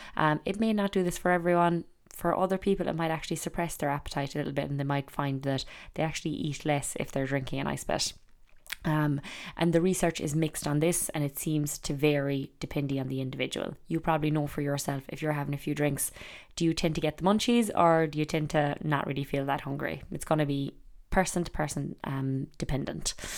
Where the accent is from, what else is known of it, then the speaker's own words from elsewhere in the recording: Ireland; growing up in Ireland